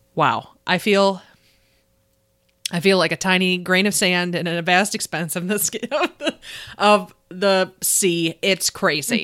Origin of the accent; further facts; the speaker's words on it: Buffalo, New York, United States; accent: Buffalo; my Buffalo accent